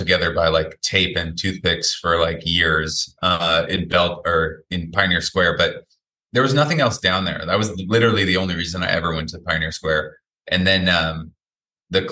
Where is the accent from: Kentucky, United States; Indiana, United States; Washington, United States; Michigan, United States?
Washington, United States; Seattle; moved away as an adult; also born or lived in Bellingham / Los Angeles; now in New York, United States; I grew up in Queen Anne, which is like kind of, you know, pretty nice neighborhood